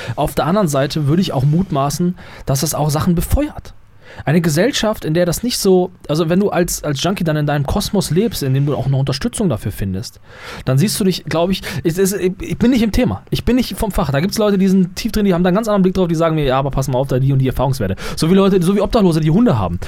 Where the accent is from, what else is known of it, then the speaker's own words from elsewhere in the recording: Germany; bei uns in Deutschland